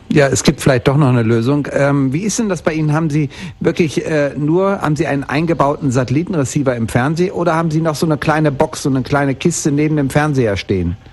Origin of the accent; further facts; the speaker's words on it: Bielefeld, North Rhine-Westphalia, Germany; moved away; ich bin in Bielefeld geboren und bin dort aufgewachsen